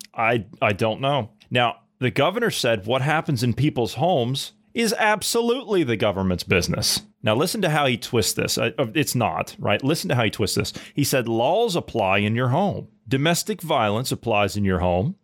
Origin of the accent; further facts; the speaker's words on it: Ohio, United States; my home state of Ohio